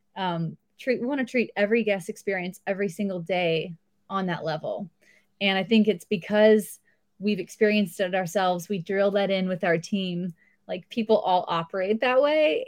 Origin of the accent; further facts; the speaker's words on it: outside Los Angeles, Southern California, United States; moved away as an adult; also born or lived in San Diego, California; now in Tennessee, United States; I grew up about thirty-five minutes outside of L